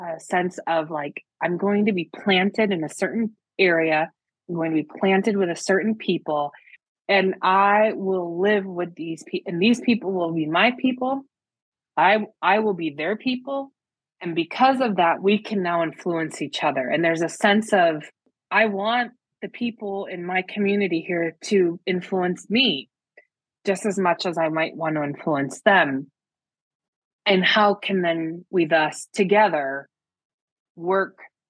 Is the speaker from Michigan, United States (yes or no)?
yes; the Midwest, Michigan, United States; moved away as an adult; also born or lived in New York City, United States; now in State College, United States; I was raised in the Midwest